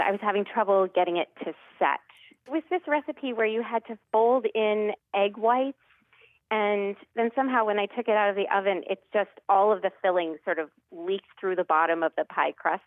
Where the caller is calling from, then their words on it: Lexington, Massachusetts, United States; I'm calling from Lexington, Massachusetts.